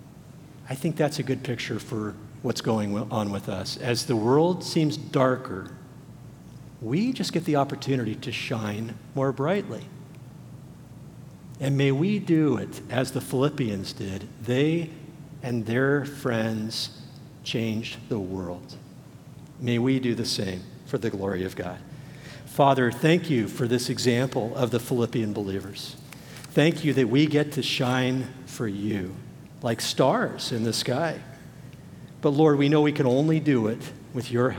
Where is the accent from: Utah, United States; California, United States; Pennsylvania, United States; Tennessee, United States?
California, United States; Los Angeles; I grew up in the Los Angeles area.